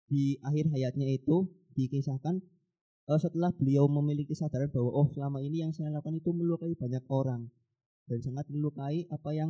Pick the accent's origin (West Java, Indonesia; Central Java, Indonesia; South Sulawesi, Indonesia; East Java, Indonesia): Central Java, Indonesia; Tegal; now in Purworejo, Indonesia; kebetulan saya domisili di Purworejo, tapi asal saya dari Tegal.